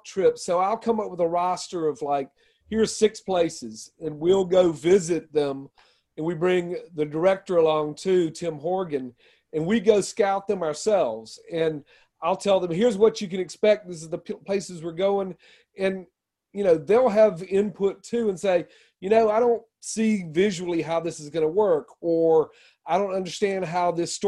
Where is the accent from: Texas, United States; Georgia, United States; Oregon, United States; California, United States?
Georgia, United States; now in Oxford, United States; I grew up in Georgia. I now live in Oxford.